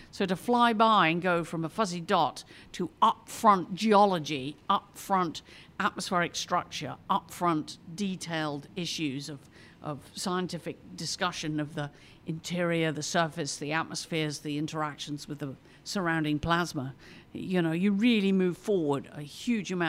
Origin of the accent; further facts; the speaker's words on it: England, United Kingdom; now in United States; maybe I'm more aware of this being a Brit coming. I've lived here now more years in America than I lived in England, but you know, I'm, it sort of makes you more aware of cultural background.